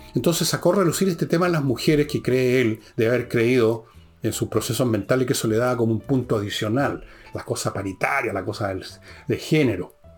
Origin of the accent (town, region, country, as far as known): Chile